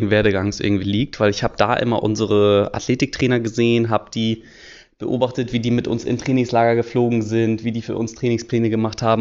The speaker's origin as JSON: {"language": "German", "region": "Hamburg", "country": "Germany", "tie": "born there", "said": "27 Jahre alt, geboren in Hamburg"}